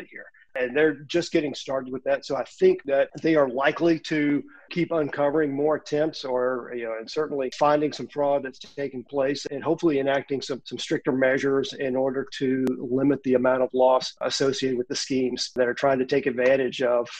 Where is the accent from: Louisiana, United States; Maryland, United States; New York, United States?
Louisiana, United States; my home state of Louisiana